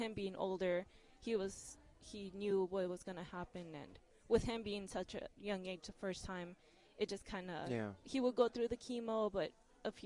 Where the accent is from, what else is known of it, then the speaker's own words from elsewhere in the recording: California, United States; moved away as an adult; now in Jacksonville, United States; We're originally from California